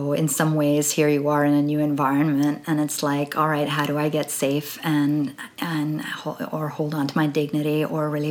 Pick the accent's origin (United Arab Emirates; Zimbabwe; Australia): United Arab Emirates; Dubai; I grew up in Dubai